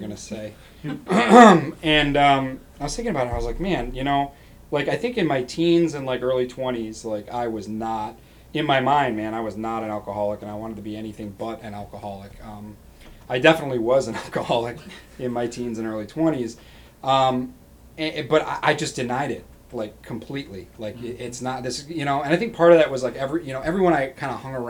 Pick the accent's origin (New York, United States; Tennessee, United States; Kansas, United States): New York, United States; Rochester; moving back to my home city. I'm originally from Rochester, New York